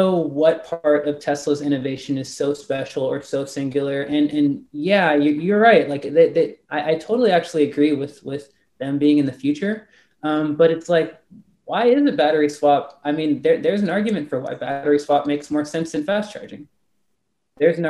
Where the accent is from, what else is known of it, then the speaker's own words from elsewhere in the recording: Los Angeles, California, United States; moved away as an adult; now in Texas, United States; I'm from Los Angeles